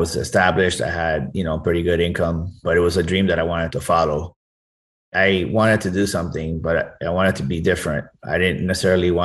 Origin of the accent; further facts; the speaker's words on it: Miami, Florida, United States; I was born in Miami, first generation Cuban American, and I've lived my whole life here.